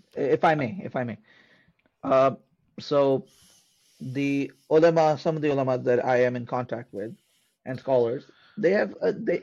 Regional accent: Pakistan; I'm a Pakistani Sayyid of Sayyid descent, meaning I'm of Arab descent, of Hijazi descent

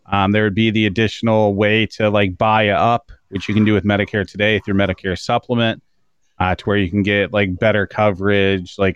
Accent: Canada; As a Canadian, yeah.

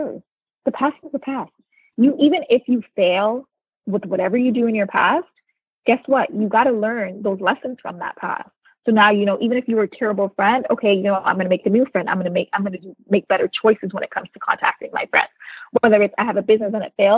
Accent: Canada; moved away as an adult; now in United States; I'm originally Canadian born and I now live in the US.

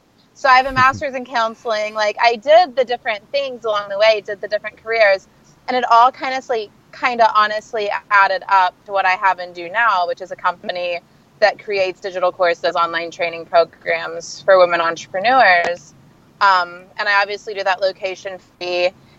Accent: Sand Springs, Oklahoma, United States; moved away as an adult; now in California, United States; I am from a small town in Oklahoma. I am from Sand Springs, Oklahoma

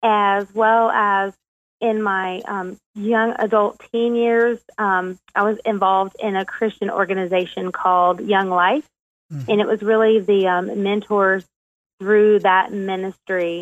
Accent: South Carolina, United States; also born or lived in Ohio / Florida / Kentucky; around the age of 4th grade, we kind of settled down in South Carolina, and that's pretty much where I grew up in most of my childhood.

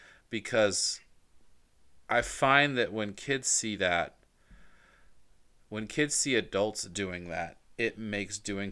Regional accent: Atlanta, Georgia, United States; The last thing, so we live in Virginia, but I'm from Georgia, specifically Atlanta. So my heart's in Atlanta.

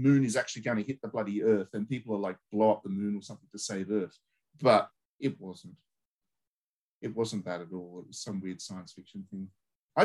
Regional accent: Australia; we grew up with in Australia

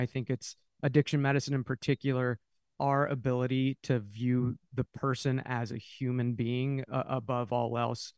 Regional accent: Dayton, Ohio, United States; I'm from Dayton, Ohio

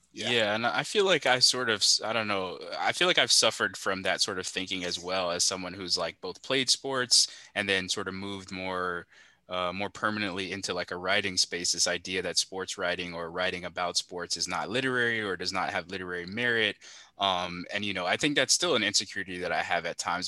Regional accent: Miami, Florida, United States; someone from Miami

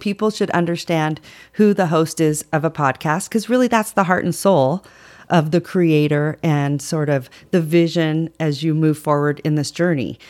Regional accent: Reno, Nevada, United States; I was born and raised here

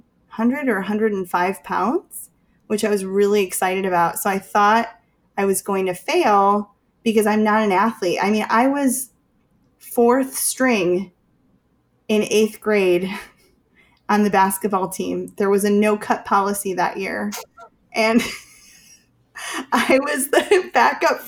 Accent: Chicago, Illinois, United States; I'm from Chicago

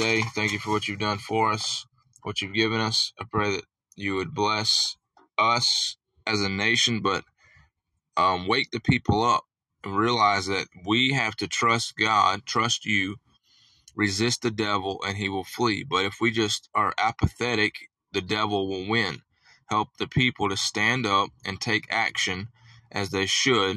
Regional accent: United States; we, as the American people

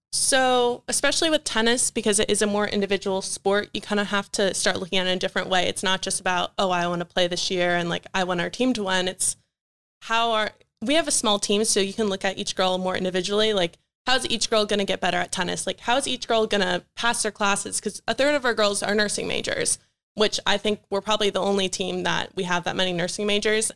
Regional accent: Chantilly, Virginia, United States; moved away as an adult; now in York, United States; I'm from Northern Virginia

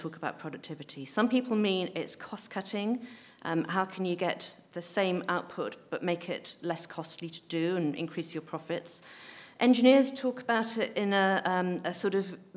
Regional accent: Ramsbottom, North West England, United Kingdom; I grew up in Ramsbottom

